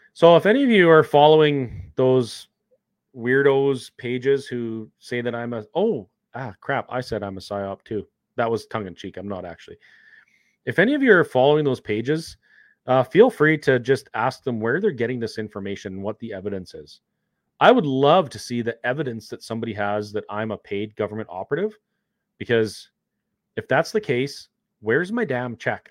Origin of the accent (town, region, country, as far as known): Canada